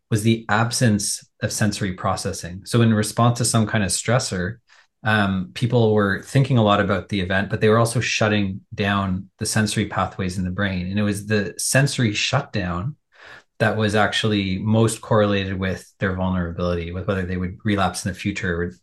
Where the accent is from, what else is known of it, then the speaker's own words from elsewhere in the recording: Toronto, Ontario, Canada; I'm a Toronto kid